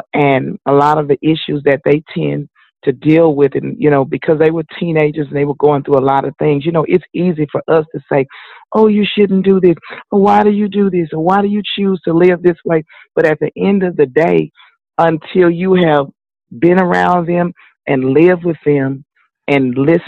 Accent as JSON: {"language": "English", "town": "Houston", "region": "Texas", "country": "United States", "tie": "born or raised there", "said": "I grew up right here in Houston, Texas"}